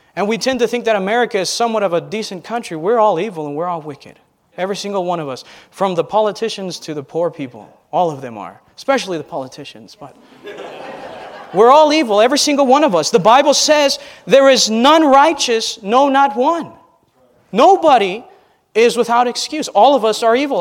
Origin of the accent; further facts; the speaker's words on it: United States; I'm an American